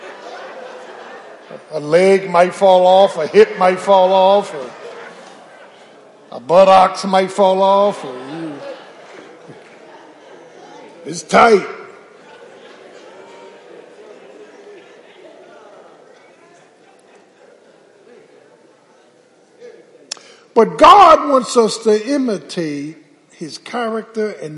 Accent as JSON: {"language": "English", "town": "Philadelphia", "region": "Pennsylvania", "country": "United States", "tie": "born or raised there", "said": "Growing up in South Philly, when I went to high school"}